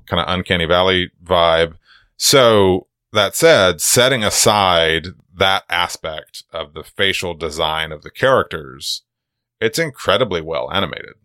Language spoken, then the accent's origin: English; Georgia, United States; I'm from Georgia